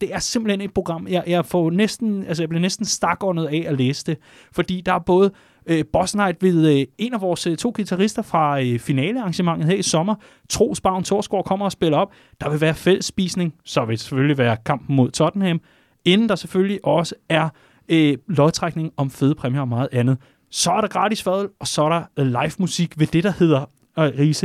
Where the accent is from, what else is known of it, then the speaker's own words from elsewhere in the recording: Vestegnen, Capital Region of Denmark, Denmark; jeg er fra Vestegnen